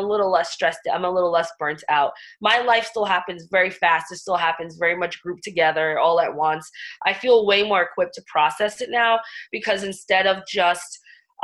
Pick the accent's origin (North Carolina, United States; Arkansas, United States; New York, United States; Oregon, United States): New York, United States; New York City; I'm from the Bronx and Staten Island. I'm a New York girl through and through